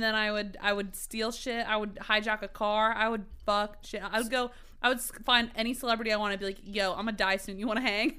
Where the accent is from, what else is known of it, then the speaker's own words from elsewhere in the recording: North Carolina, United States; also born or lived in Providence, Rhode Island; I was born in Providence, Rhode Island. I lived there for a year. We moved to North Carolina. I basically grew up in North Carolina